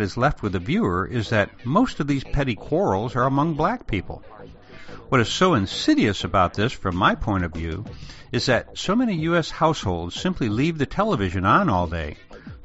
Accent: a small town just outside of Chicago, Illinois, United States; in the small town where I grew up just outside of Chicago

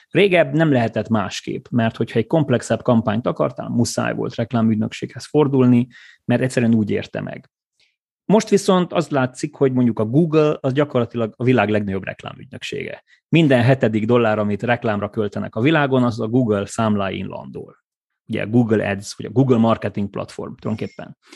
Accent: Gheorgheni, Harghita County, Romania; moved away as an adult; also born or lived in Cluj-Napoca, Romania; én székelyföldi születésű vagyok, gyergyói vagyok

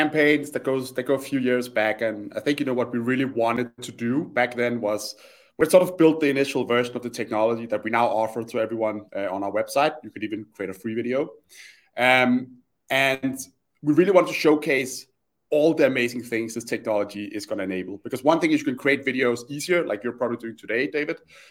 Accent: Copenhagen, Capital Region of Denmark, Denmark; my background is I'm Danish. I grew up in Copenhagen

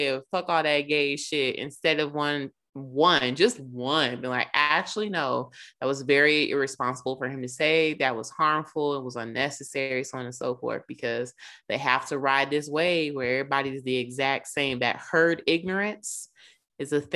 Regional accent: Charlotte, North Carolina, United States; I'm from Charlotte and apparently went to the same high school with this dude

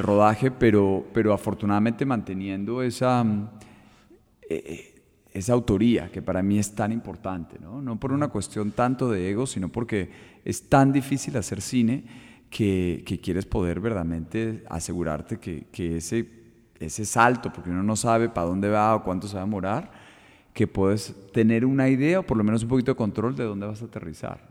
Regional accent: Colombia; como colombianos

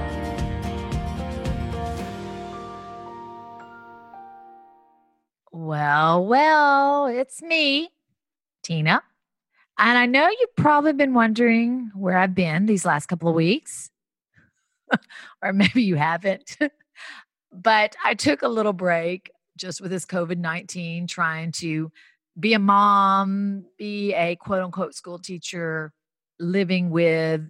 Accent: the South, United States; moved away as an adult; growing up in the South, becoming a foster kid

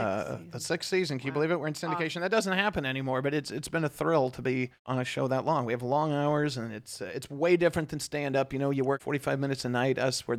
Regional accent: Lincoln, Nebraska, United States; now in Southern California, United States; I grew up in Lincoln most of my life.

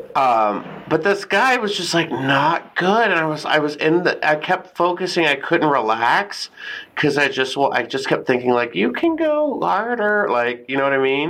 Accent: San Antonio, Texas, United States; I grew up in Texas

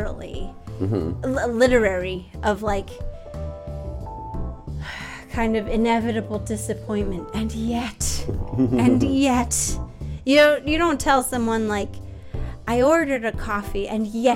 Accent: Long Island, New York, United States; I'm from Long Island

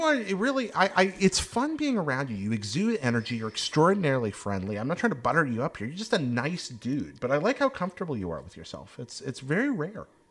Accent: Hickory, North Carolina, United States; the Hickory Crawdads were, were my hometown baseball team

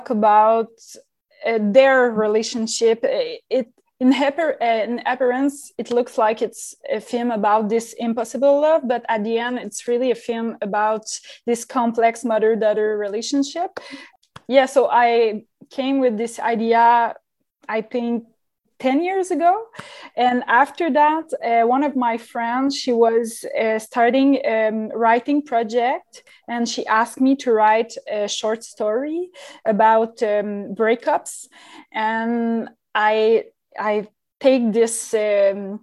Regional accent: Montreal, Quebec, Canada; I'm a filmmaker from Montreal, Quebec, Canada

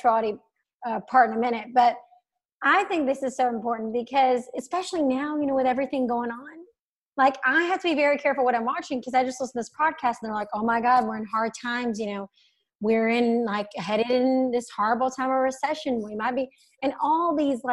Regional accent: the South, United States; growing up in the South

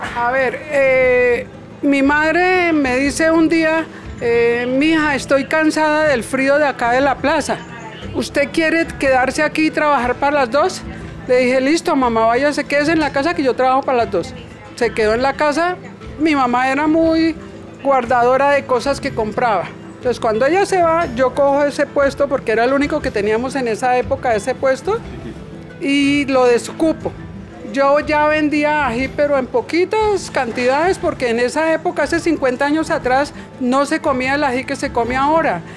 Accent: Bogotá, Colombia; yo soy de aquí de Bogotá

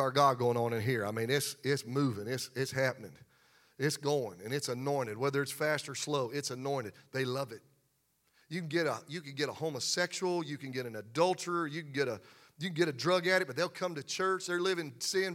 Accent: Pennsylvania, United States; I grew up in Pennsylvania around farmers, and my mom and dad had a garden

